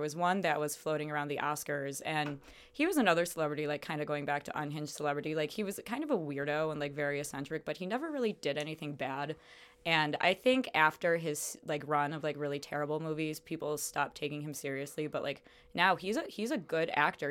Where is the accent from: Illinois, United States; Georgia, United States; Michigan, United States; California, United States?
Illinois, United States; Chicago; moved away as an adult; also born or lived in Las Cruces, New Mexico; now in Phoenix, United States; No, I'm from Chicago, actually.